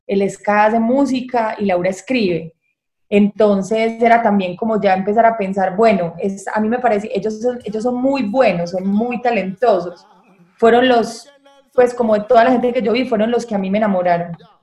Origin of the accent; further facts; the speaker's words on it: Medellín, Antioquia, Colombia; soy de acá de Medallo, eh, nací acá, crecí acá